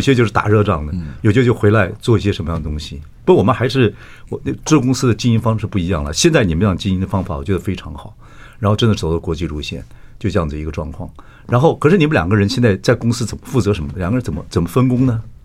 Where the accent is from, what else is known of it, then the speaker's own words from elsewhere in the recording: Chiayi, Taiwan; 我是嘉义，我们都是南部小孩子